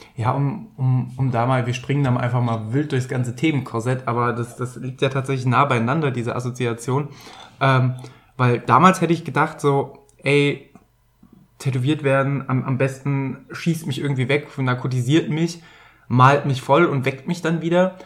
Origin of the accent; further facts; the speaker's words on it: Bergisches Land, North Rhine-Westphalia, Germany; Ich komme aus dem Rheinland, da ist auch mal ein Römer durchmarschiert. Ich weiß es nicht. Eigentlich komme ich aus dem Bergischen Land